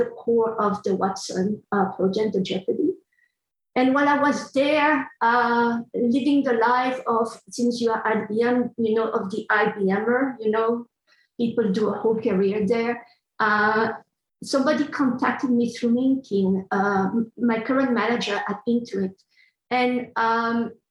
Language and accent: English; Brussels, Brussels-Capital Region, Belgium; moved away as an adult; also born or lived in Arizona; now in United States; I was born and raised in Brussels, Belgium. And I came to the States to study linguistics